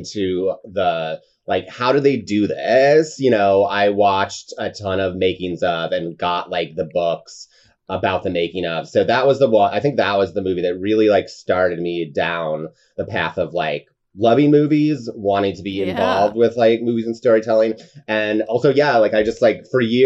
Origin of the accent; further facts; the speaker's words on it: upstate New York, United States; as a kid in upstate New York